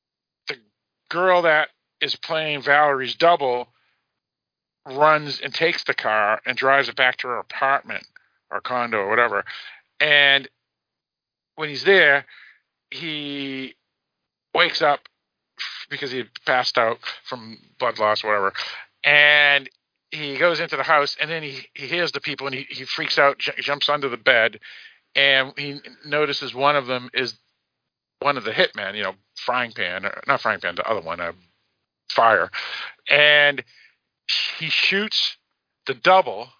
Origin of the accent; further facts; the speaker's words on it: United States; I'm an American